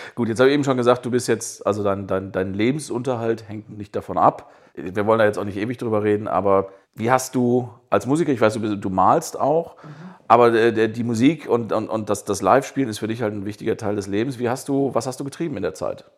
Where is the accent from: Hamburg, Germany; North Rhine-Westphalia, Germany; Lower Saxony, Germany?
North Rhine-Westphalia, Germany; als Westfale äh, mit rheinländischen Wurzeln oder umgekehrt